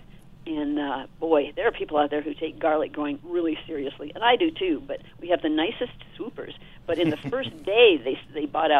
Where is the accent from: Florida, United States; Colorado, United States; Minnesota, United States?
Colorado, United States; Boulder; Born and raised in Boulder